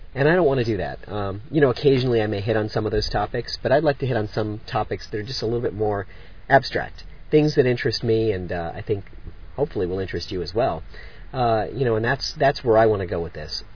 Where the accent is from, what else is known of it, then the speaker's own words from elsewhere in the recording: South Florida, United States; also born or lived in Orlando, Florida; I grew up in South Florida